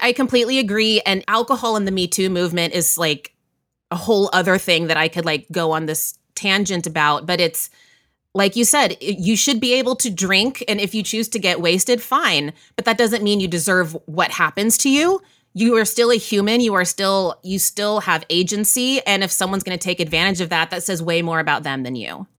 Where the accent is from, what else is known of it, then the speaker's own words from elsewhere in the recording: Waco, Texas, United States; moved away as an adult; now in New York, United States; I grew up in Central Texas, Waco, Texas, and then I moved to New York